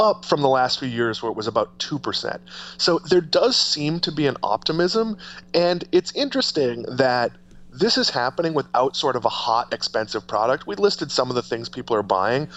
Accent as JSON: {"language": "English", "region": "Massachusetts", "country": "United States", "tie": "born or raised there", "said": "I grew up with blue laws as well, but they've mostly gone away in Massachusetts"}